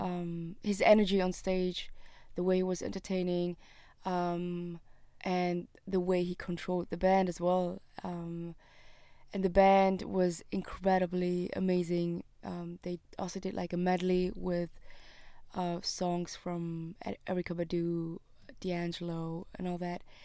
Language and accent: English; Switzerland; I was born and raised in Switzerland